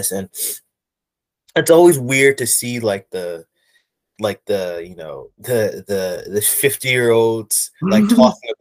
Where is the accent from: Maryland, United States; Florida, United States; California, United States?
Maryland, United States; Baltimore; I'm from Baltimore, so like I can see Camden Yard. If I go up into my attic, I can see Camden Yards